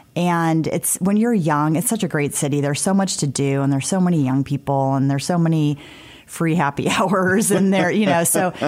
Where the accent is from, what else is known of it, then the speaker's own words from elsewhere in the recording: South Bend, Indiana, United States; because I grew up in South Bend, like everybody's good in football, right?